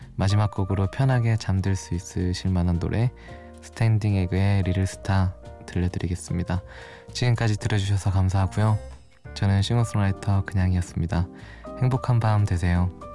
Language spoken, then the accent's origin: Korean; Daegu, South Korea; moved away as an adult; now in Seoul, South Korea; 제 고향이 서울이 아니고 대구거든요. 벌써 좀 티가 났을 수도 있는데 그 대구에서 살다가 작년 1월쯤에 혼자 서울로 올라와서